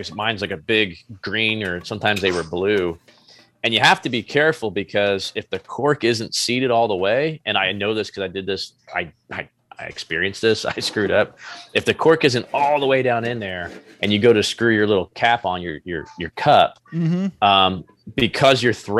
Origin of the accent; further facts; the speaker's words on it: New Jersey, United States; born there; about 30 miles from where I was born in New Jersey.